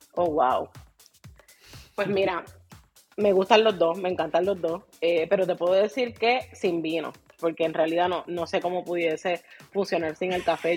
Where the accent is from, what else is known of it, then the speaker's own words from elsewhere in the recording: Puerto Rico; accent: boricua; soy bien boricua, así que hablo bien boricua.